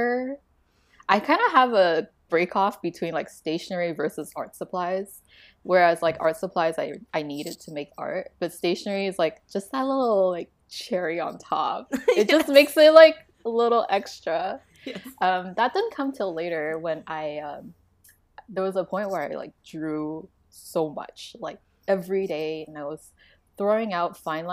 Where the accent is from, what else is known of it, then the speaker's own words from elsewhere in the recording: Taiwan; moved away; also born or lived in Canada; growing up in Taiwan, you have sticker books